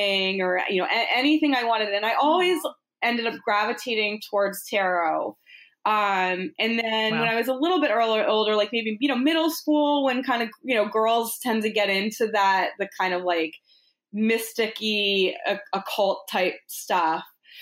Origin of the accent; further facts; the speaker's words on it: Boston, Massachusetts, United States; I grew up in Boston